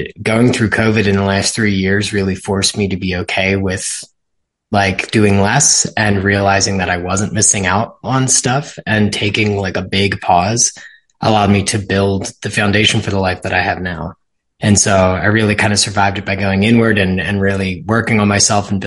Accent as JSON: {"language": "English", "town": "Ridley Park", "region": "Pennsylvania", "country": "United States", "tie": "born or raised there", "said": "I was born and raised in Ridley Park, which is in Delco, Pennsylvania, just outside of Philadelphia, Delaware County"}